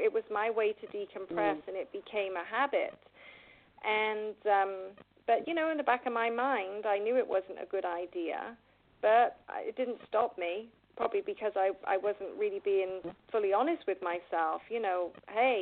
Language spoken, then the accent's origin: English; England, United Kingdom; accent: British; now in United States; I'm from England